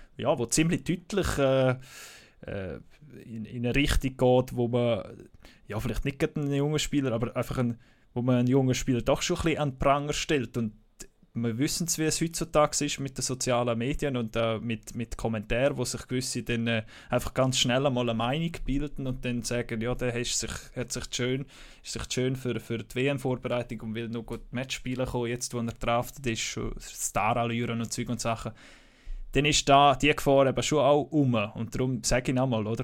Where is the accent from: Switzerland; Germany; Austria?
Switzerland; bei uns in der Schweiz